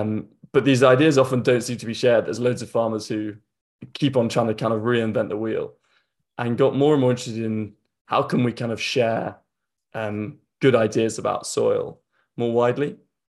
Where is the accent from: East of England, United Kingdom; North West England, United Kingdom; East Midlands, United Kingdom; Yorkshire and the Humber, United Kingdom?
Yorkshire and the Humber, United Kingdom; So, the kind of background, I grew up in North Yorkshire, just on the edge of the North York Moors, where my parents still are. Definitely not a farmer, but kind of grew up on the edge of that kind of farming world.